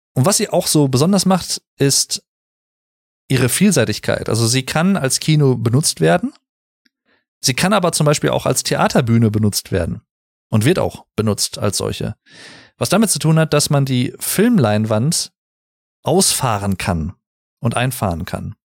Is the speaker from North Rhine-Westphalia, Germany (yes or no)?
yes; Sauerland, North Rhine-Westphalia, Germany; ich komme aus dem Sauerland